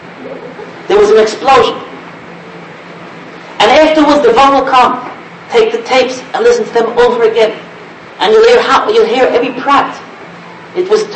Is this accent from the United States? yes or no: yes; United States; I'm an American boy